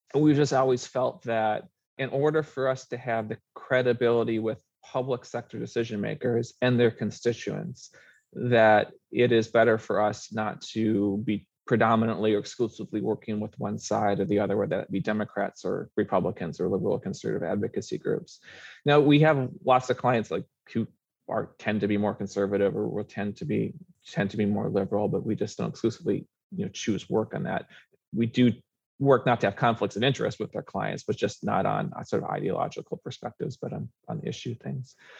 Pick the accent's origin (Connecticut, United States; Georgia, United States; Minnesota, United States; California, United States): Minnesota, United States; now in Oregon, United States; I grew up in Minnesota